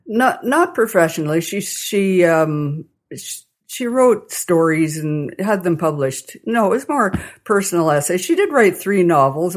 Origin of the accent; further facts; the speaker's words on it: Calgary, Alberta, Canada; also born or lived in Vulcan, Alberta / Milo, Alberta / Toronto / Portage la Prairie; now in Kamsack, Canada; back to Calgary, where I spent most of my growing up years.